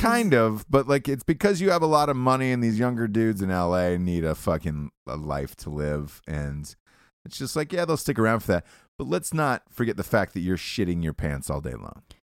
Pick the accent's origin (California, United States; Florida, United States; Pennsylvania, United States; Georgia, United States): Georgia, United States; Atlanta; I'm from Atlanta.